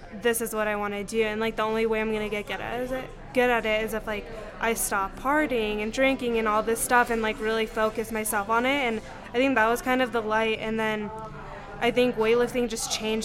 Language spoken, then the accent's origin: English; Pagosa Springs, Colorado, United States; also born or lived in Durango, Colorado; I'm originally from Pagosa. I was born in Durango, and then I grew up in Pagosa. I lived there my whole life